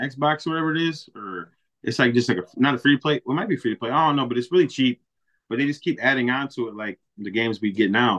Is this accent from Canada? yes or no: no; Milwaukee, Wisconsin, United States; moved away as an adult; now in Racine, United States; I'm from Milwaukee, born and raised